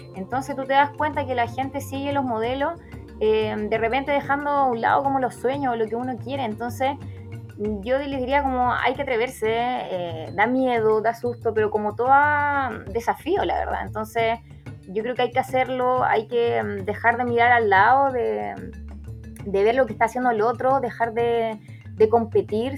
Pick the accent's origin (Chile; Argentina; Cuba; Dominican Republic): Chile; como chilena